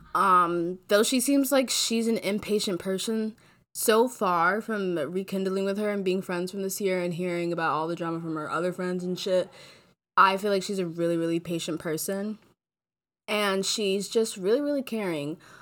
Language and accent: English; Chicago, Illinois, United States; also born or lived in Florida; Grew up here mainly in, uh, I would say, Chicago and Florida.